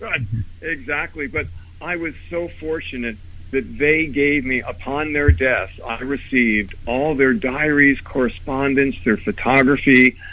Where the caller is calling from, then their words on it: Princeton, New Jersey, United States; I'm calling from Princeton, New Jersey